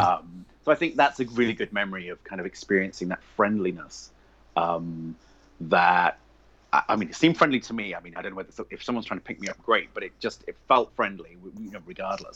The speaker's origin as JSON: {"language": "English", "region": "England", "country": "United Kingdom", "tie": "born or raised there", "also_born_or_lived": "London / Northern Ireland / Essex", "moved": "as an adult", "lives_now": "United States", "said": "Obviously, I'm English. I grew up in England."}